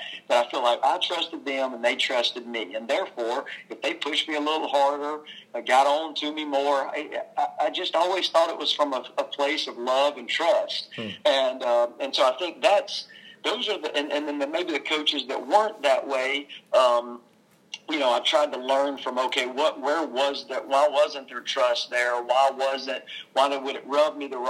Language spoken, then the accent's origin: English; Childersburg, Alabama, United States; I grew up in small town Alabama. You probably wouldn't have ever thought that from my accent. I'm from Childersburg, Alabama